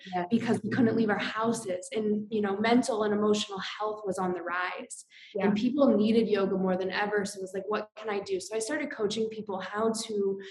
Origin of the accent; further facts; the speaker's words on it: Iowa, United States; moved away as an adult; also born or lived in Colorado; I grew up in Iowa.